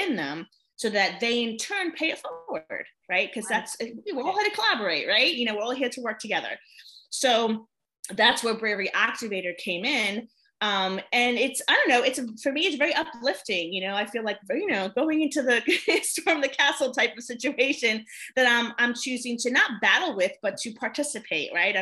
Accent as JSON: {"language": "English", "region": "New York", "country": "United States", "moved": "as an adult", "lives_now": "North Carolina, United States", "said": "I'm originally from New York."}